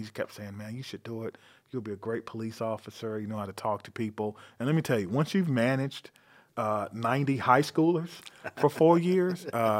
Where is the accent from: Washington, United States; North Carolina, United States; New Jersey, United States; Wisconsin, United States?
North Carolina, United States; moved away as an adult; now in Madison, United States; I'm from North Carolina.